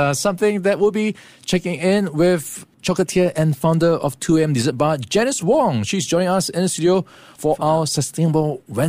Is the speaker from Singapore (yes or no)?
yes; Singapore; for many of us growing up in Singapore